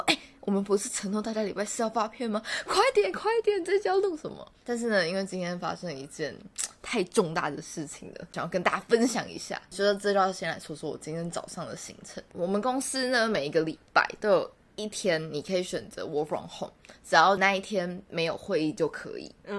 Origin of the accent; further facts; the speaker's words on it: Taichung, Taiwan; 以及我本人，我是台中人，谢谢。